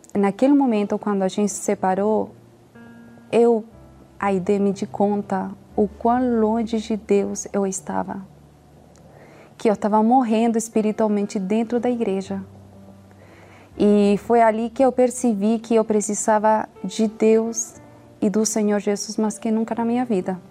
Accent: Chile; eu tenho 32 anos, sou chilena.

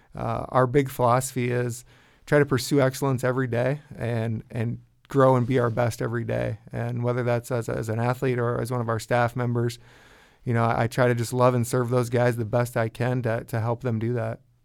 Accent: Larchwood, Iowa, United States; I grew up in Larchwood, Iowa, and went to West Lyon High School

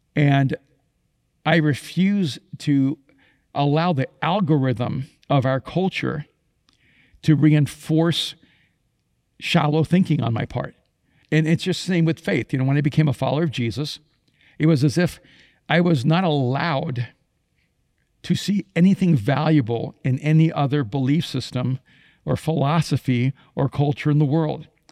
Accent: Miami, Florida, United States; English is a second language; I grew up in Miami

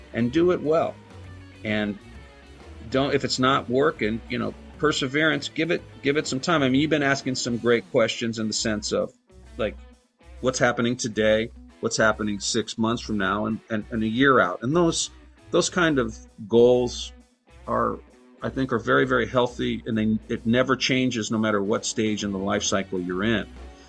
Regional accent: Inglewood, California, United States; I'm from here, man. I'm from Inglewood

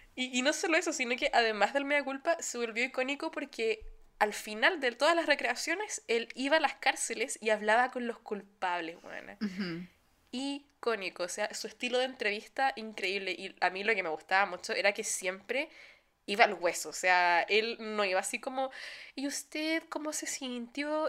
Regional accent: Chile; now in Germany

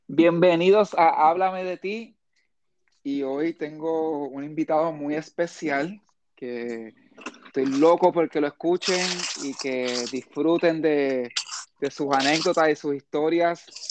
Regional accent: Puerto Rico; somos puertorriqueños y nos encontramos en la China

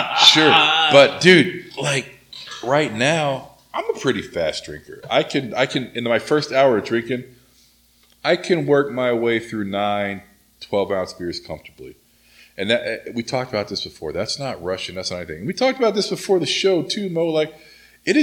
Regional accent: Oklahoma, United States; now in Southern California, United States; when I was growing up in Oklahoma

